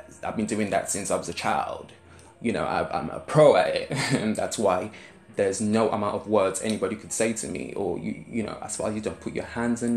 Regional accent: London, United Kingdom; accent: South London

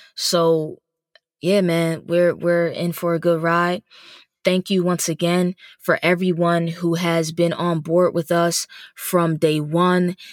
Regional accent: New Jersey, United States; moved away as an adult; also born or lived in Dallas, Texas; now in Philadelphia, United States; I'm originally from New Jersey. Um, I, I'm really a tri-state baby, but from New Jersey

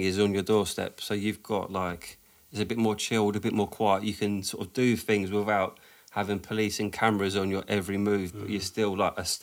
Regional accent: London, United Kingdom; growing up in Southwest

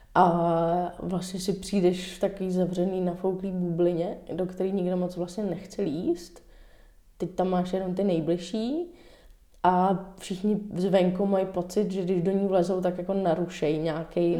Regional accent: Dobřichovice, Central Bohemian Region, Czechia; also born or lived in New York; Máma třeba měla různé workshopy pro děti u nás v Dobřechovicích

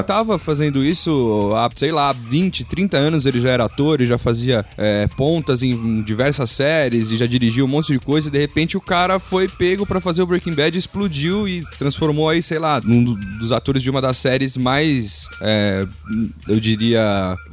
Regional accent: São Paulo, Brazil; eu sou de São Paulo, capital, nascido aqui.

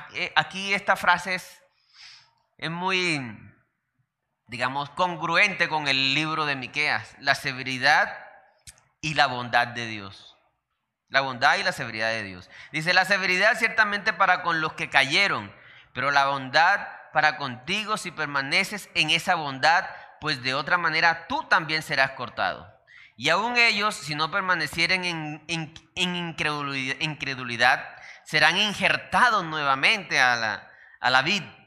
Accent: Colombia; also born or lived in Santander

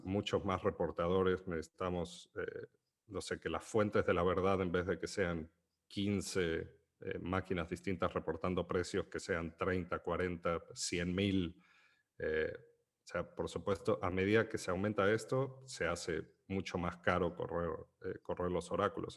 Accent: Argentina; siendo argentino

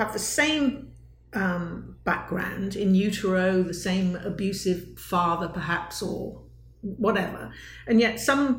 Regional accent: United Kingdom; being a British person

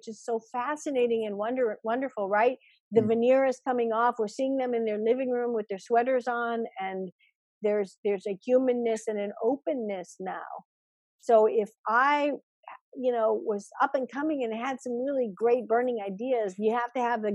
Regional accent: Chicago, Illinois, United States; I grew up in Chicago.

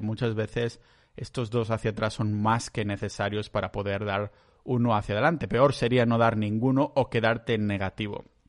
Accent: Catalonia, Spain; yo soy catalán

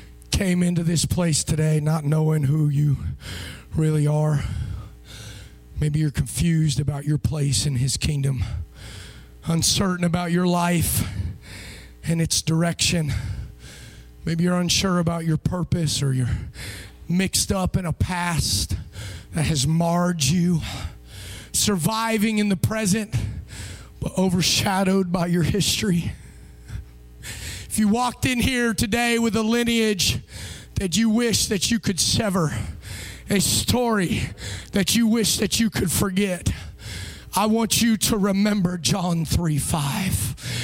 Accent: Brazil; born there; I shared with you that I was born in Brazil.

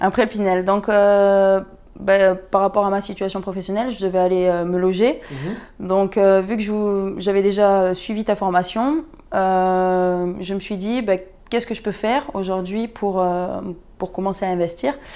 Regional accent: Perpignan, Occitania, France; je viens de Perpignan

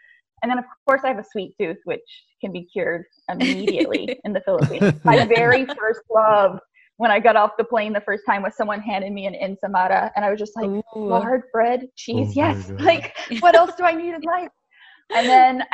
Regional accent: the South, United States; I come from the South too

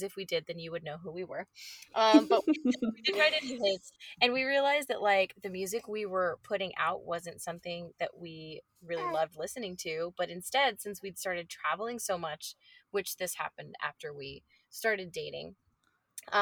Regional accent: Fredericktown, Missouri, United States; moved away; Fredericktown, Missouri, which is my hometown

